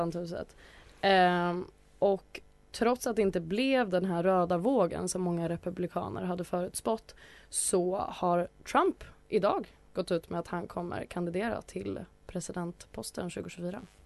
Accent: Atlingbo, Gotland, Sweden; i Atlingbo socken där jag växte upp.

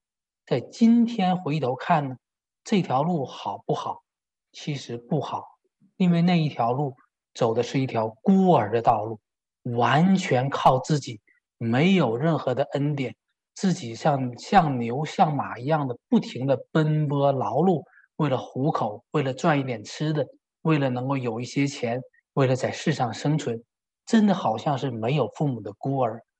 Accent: China; moved away as an adult; 我也是在国内出生，国内受教育，国内长大。这虽然我在我二十五岁离开中国

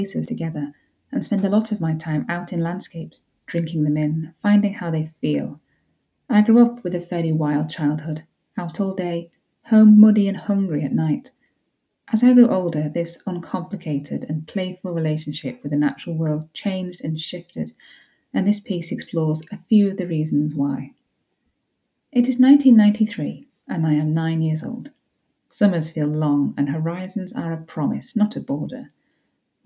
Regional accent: Yorkshire and the Humber, United Kingdom; I grew up in West Yorkshire

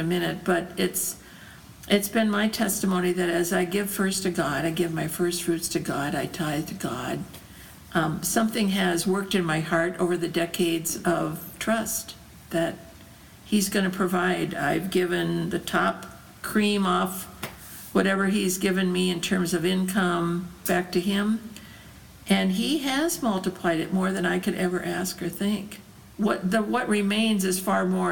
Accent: United States; moved away as an adult; also born or lived in Bethlehem; I'm a woman from America

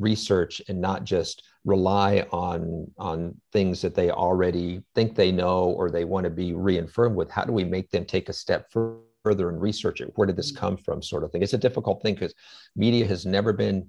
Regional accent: United States; having lived in this country my whole life

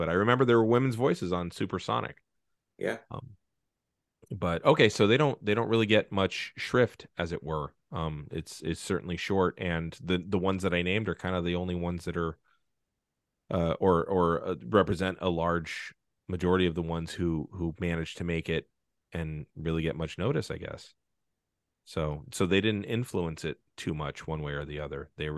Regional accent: San Francisco, California, United States; Cause I was just thinking about growing up in San Francisco, I lived in a behind a building that had basically fallen apart

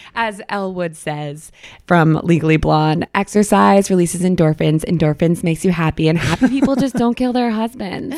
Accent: Boston, Massachusetts, United States; I'm from Boston, Titletown

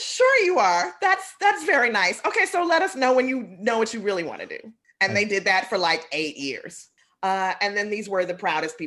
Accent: Chicago, Illinois, United States; I'm from the South Side.

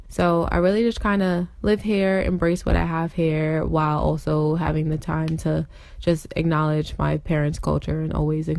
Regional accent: United States; Well, I'm Panamanian and American. I was born in America, but my parents were both born and raised in Panama.

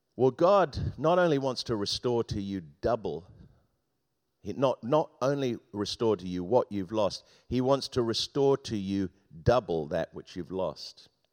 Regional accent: Thames Valley, Oxfordshire, South East England, United Kingdom; moved away; I grew up in the Thames Valley in Oxfordshire, about fifteen miles from Oxford.

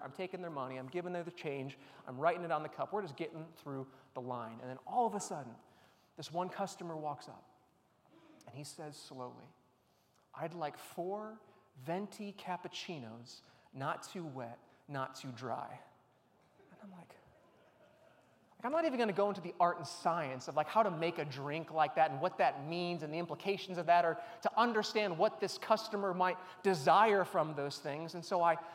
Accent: Chicago, Illinois, United States; I grew up in the Chicagoland area

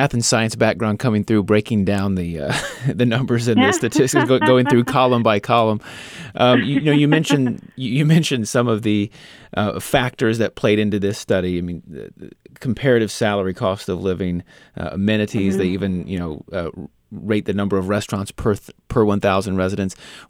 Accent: Independence, Missouri, United States; briefly took a job in Independence, Missouri. There, I enjoyed feeling like I was giving back to my hometown

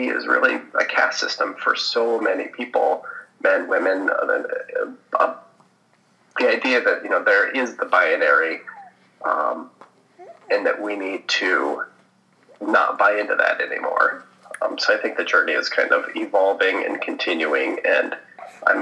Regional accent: United States; typical white suburban boy growing up in America

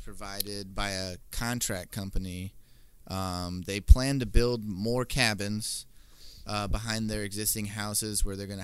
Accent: Comstock, Michigan, United States; I grew up in Comstock, so I know that they talk, they might talk weird, but, you know, not southern

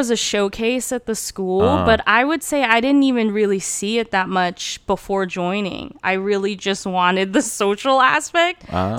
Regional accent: Redlands, California, United States; first language Turkish; English is a second language; also born or lived in Turkey; I'm from Redlands, California. Okay. At least that's where I went to high school.

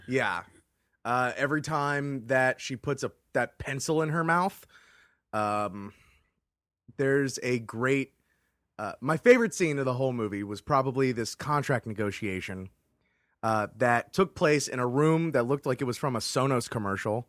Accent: Florida, United States; as someone born and raised in Florida

